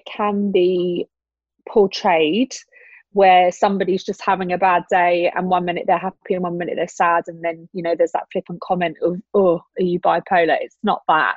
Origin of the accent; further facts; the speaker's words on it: Brighton, South East England, United Kingdom; moved away as an adult; also born or lived in Switzerland; now in Dubai, United Arab Emirates; I'm originally from Brighton and I spent 4 years living in Switzerland prior to living in Dubai